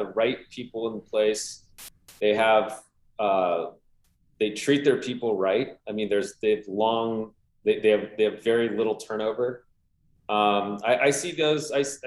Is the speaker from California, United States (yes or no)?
yes; Southern California, United States; born or raised there